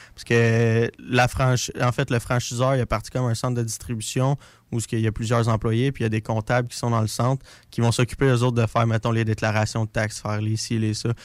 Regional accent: Drummondville, Quebec, Canada; moved away as an adult; now in Lévis, Canada; je viens de Drummondville

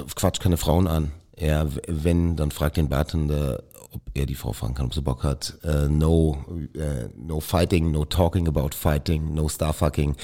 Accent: Mainz, Rhineland-Palatinate, Germany; ich bin in Mainz geboren und ich bin mit Riesling sozialisiert worden

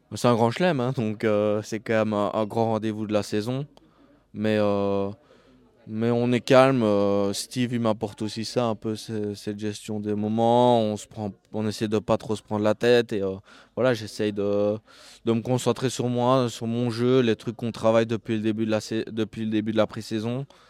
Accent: Liège, Wallonia, Belgium; je suis liégeois, donc je viens de Belgique et je suis liégeois.

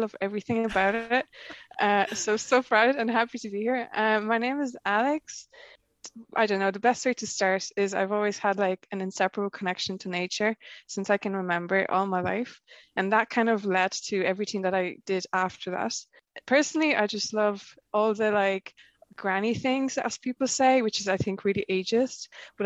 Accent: Łódź, Łódź Voivodeship, Poland; moved away; I grew up in Poland, I was born in Lodz

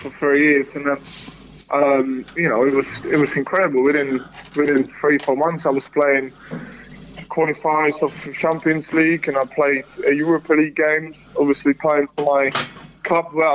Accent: Czechia; moved away; also born or lived in United Kingdom; I played one game for my home country

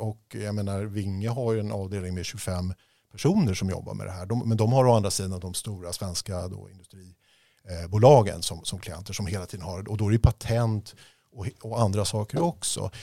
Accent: Stockholm, Stockholm County, Sweden; also born or lived in Uppsala / Los Angeles, United States; Uppsala där jag föddes. Men jag växte upp i Bromma

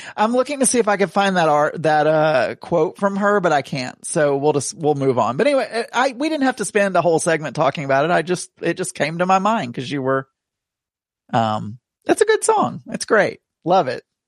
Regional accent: Tontitown, Arkansas, United States; also born or lived in Rogers, Arkansas; I'm technically from Tawny Town, Tawny Town

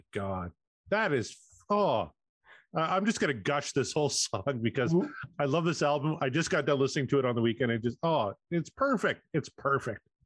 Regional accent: Canada

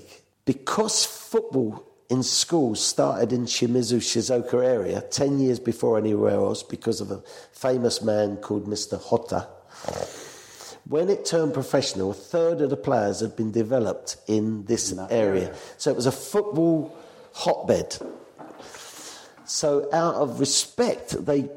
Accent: England, United Kingdom; I'm from England.

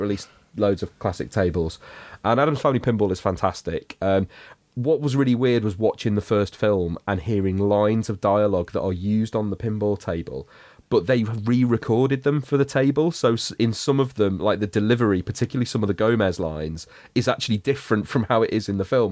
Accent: United Kingdom; for us kind of British kids watching it growing up

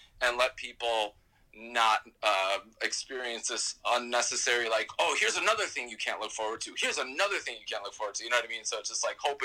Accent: New York, United States; as a New Yorker

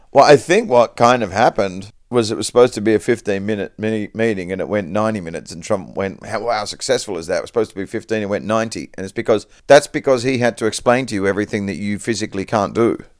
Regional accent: Perth, Western Australia, Australia; I was raised in Perth, Western Australia

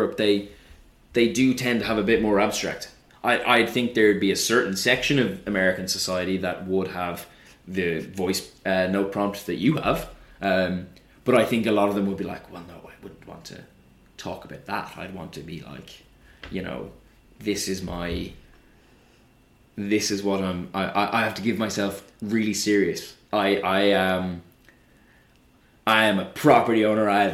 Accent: Ireland; now in London, United Kingdom; as an Irish person

